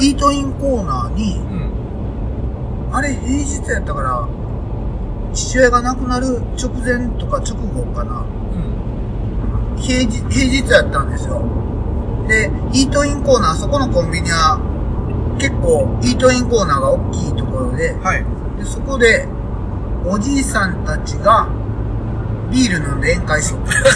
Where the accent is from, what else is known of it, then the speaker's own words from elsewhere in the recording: Kansai, Japan; accent: Kansai dialect; 今は関西弁